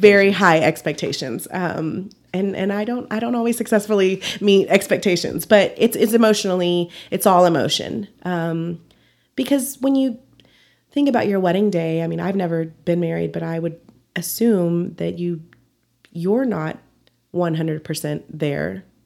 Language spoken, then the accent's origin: English; Dumas, Texas, United States; also born or lived in Amarillo, Texas / San Antonio, Texas; I was born in Dumas, Texas, about forty-five miles north, and then, um, when I was about twelve, my parents, um, moved here, and we've been here ever since.